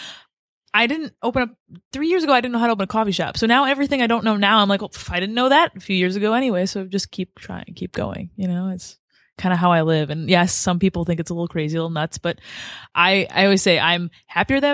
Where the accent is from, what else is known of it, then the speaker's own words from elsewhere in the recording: Detroit, Michigan, United States; also born or lived in Lansing; I grew up in Metro Detroit